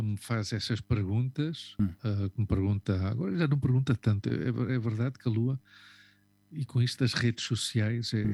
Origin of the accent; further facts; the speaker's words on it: Portugal; moved away as an adult; nós que saímos de Portugal com 23 anos